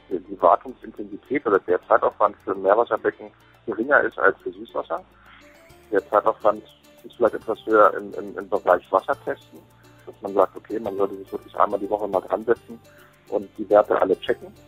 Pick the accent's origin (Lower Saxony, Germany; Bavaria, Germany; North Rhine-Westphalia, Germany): Lower Saxony, Germany; Hanover; Ich komme ursprünglich aus Hannover